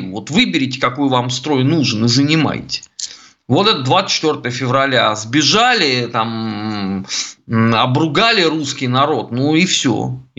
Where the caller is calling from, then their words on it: Saint Petersburg, Russia; я из Санкт-Петербурга.